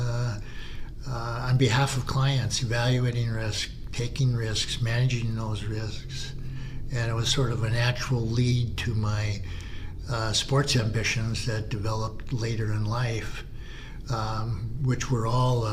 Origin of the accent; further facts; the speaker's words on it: Bay City, Michigan, United States; now in Harbor Springs, United States; I was born in Bay City, Michigan, middle part of Michigan. I spent my entire life in Michigan